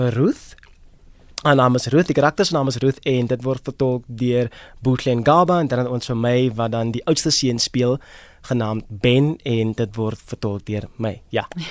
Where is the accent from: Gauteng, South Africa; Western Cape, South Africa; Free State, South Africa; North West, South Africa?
Western Cape, South Africa; Worcester; moved away as an adult; now in Johannesburg, South Africa; Ek is van Woester. Hmm? In die Boland oorspronklik van Woester daar in die Weskaap, van die Boland. So dis waar ek oorspronklik vandaan kom. Daar groot geword, uh, skool gegaan en gematrikuleer daar.